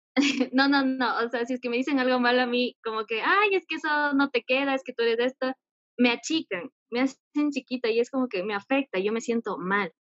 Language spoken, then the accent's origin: Spanish; Ecuador; soy de Ecuador.